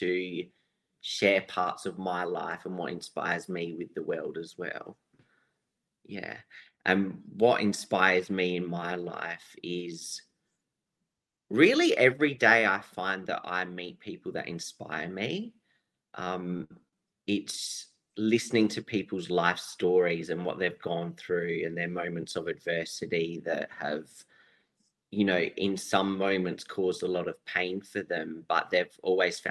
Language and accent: English; Adelaide, South Australia, Australia; I'm from Adelaide, South Australia.